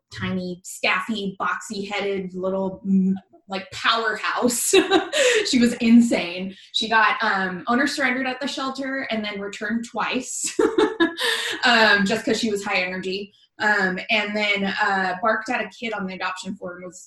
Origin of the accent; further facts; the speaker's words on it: Portland, Oregon, United States; also born or lived in Washington; I'm from Portland, Oregon